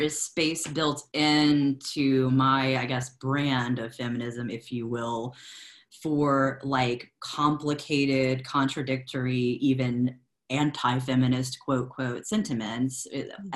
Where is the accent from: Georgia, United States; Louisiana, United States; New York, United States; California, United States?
Louisiana, United States; Lafayette; now in Memphis, United States; that's more my hometown, which is Lafayette, Louisiana. It's the heart of Cajun country